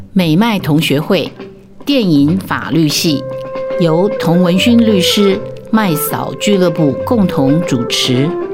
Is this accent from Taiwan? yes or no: yes; Taiwan; 我觉得我们台湾人其实都过得还蛮幸福的